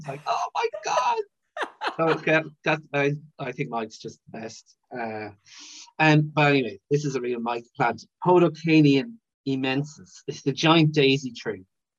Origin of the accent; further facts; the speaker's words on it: Brazil; I'm from Brazil, so I'm not sure how hard it'd be, but you just don't care.